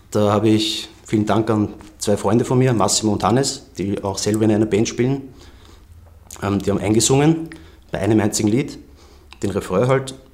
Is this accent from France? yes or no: no; Vienna, Austria; born there; Einflüsse sind einfach Wien und mein Umfeld, weil ich bin ja in Wien geboren